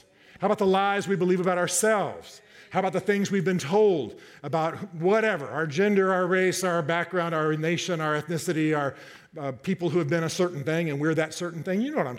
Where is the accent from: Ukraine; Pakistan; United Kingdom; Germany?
Germany; I grew up in Germany.